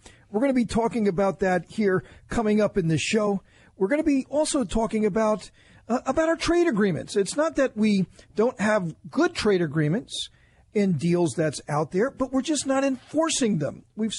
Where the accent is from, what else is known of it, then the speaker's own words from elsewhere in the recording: New Jersey, United States; I grew up in North Jersey